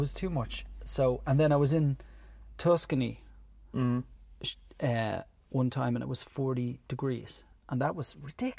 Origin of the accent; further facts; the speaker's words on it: Ireland; we're Irish